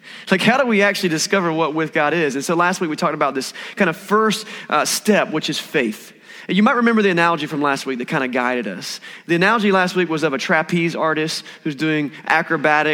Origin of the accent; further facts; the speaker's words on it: Eastern North Carolina, United States; I grew up in Eastern North Carolina.